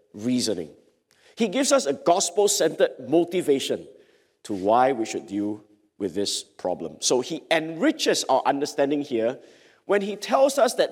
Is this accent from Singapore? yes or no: yes; Singapore; I'm a Singaporean